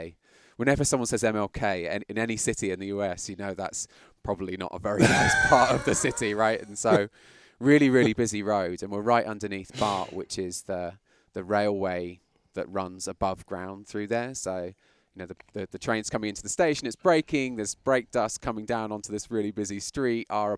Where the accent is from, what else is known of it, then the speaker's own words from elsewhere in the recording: London, United Kingdom; accent: British; moved away as an adult; now in United States; Yeah, I mean, ultimately, obviously, my accent is British. Yeah, I looked it up in the calendar the other day. It was 2001 when I came here from London